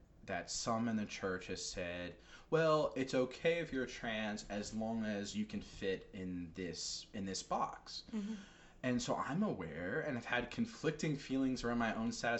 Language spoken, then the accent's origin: English; New York, United States; now in Rhode Island, United States; I'm from New York. There's a lot of colorful language in my vocabulary